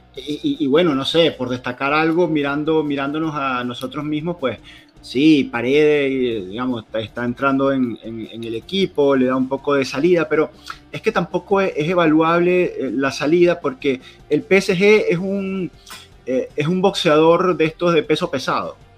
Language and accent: Spanish; Venezuela; nosotros venimos de Venezuela